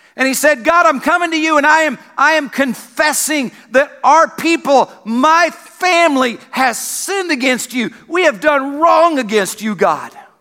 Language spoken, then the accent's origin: English; South Carolina, United States; moved away; I grew up in South Carolina